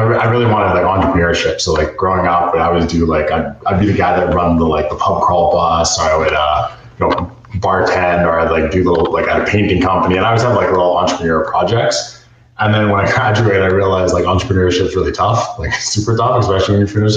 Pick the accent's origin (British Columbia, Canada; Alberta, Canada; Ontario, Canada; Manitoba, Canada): Alberta, Canada; Edmonton; I grew up here in Edmonton